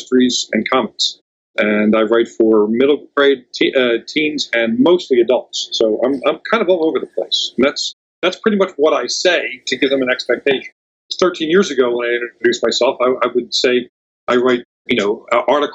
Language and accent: English; Philadelphia, Pennsylvania, United States; moved away as an adult; also born or lived in Bucks County, Pennsylvania; now in San Diego, United States; I grew up in Philly. I lived in Bucks County, Pennsylvania for years